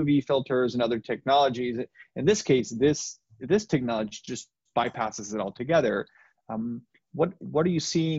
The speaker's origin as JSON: {"language": "English", "town": "Nogales", "region": "Arizona", "country": "United States", "said": "I'm from Nogales"}